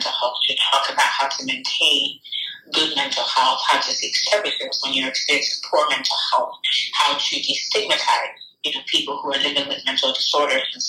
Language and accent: English; Ghana; Growing up in Ghana